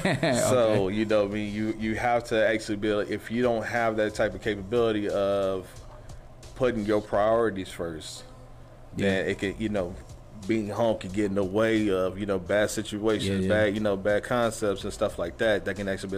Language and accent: English; Fort Worth, Texas, United States; I'm originally from Fort Worth, Texas. That's where I actually grew up, on the west side of Fort Worth.